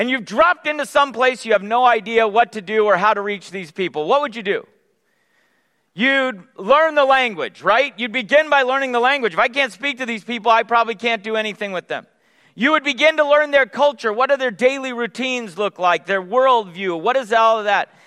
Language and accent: English; California, United States; Nicole and I grew up in the Bay Area. Other Bay Area transplants?